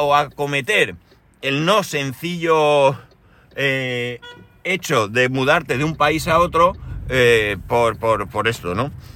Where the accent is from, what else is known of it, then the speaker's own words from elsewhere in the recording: Spain; por aquí somos todos españoles